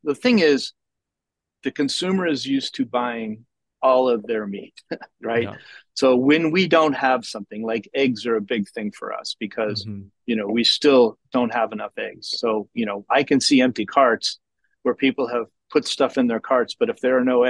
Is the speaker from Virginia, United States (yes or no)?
no; Georgia, United States; and we're from Georgia and Indiana happens to be centralized